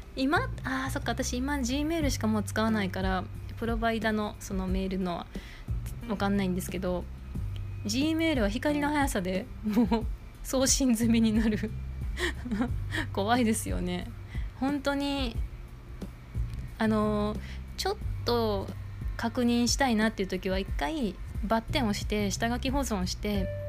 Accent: Kansai, Japan; accent: Kansai dialect; 私も関西弁やから

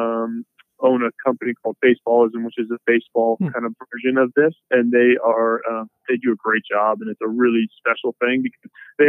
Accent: Eugene, Oregon, United States; moved away as an adult; I grew up in Eugene

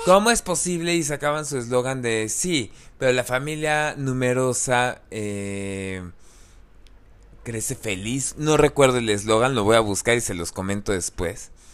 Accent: Mexico; somos mexicanos de cierta religión

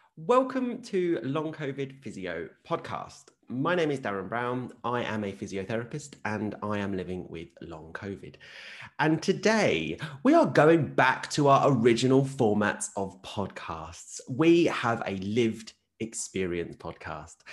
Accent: Essex, East of England, United Kingdom; I'm also Southeast, but I'm Essex. I'm not Kent. There is variety in those accents

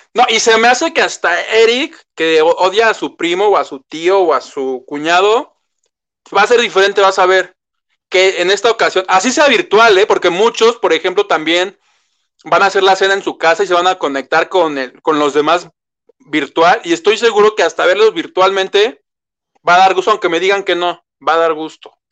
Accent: Mexico; como buen mexicano, y le digo que yo soy de esos

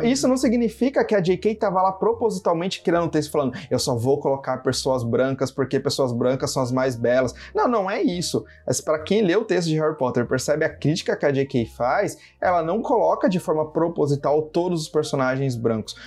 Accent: Brazil; eu enquanto brasileiro

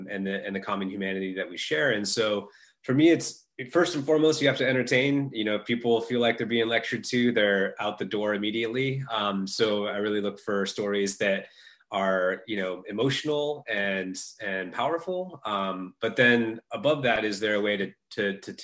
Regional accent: Northern California, United States; I grew up in Northern California

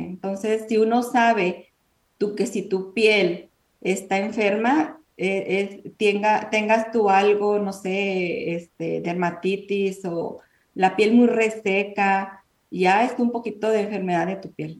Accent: Mexico; now in United States; Nosotros somos mexicanas.

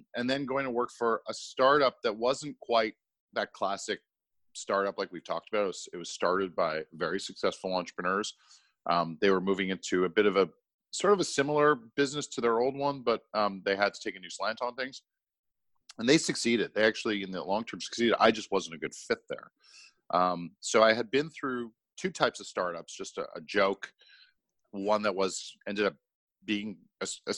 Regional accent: Montreal, Quebec, Canada; moved away; also born or lived in Toronto; I'm from Montreal originally, and I was working in Toronto.

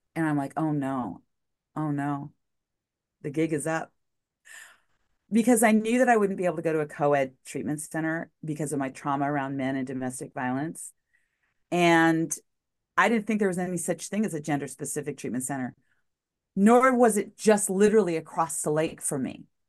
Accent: Albuquerque, New Mexico, United States; moved away as an adult; also born or lived in El Paso, Texas / Farmington, New Mexico / Puget Sound Region; I was in my hometown of Albuquerque

